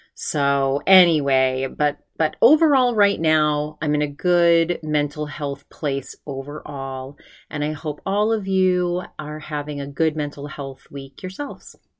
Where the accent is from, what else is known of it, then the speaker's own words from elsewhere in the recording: Maine, United States; moved away; my home state of Maine